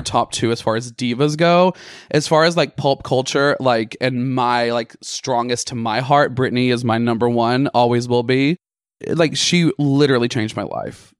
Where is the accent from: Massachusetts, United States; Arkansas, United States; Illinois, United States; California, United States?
Arkansas, United States; Bald Knob; moved away; growing up in Arkansas in Ball Knob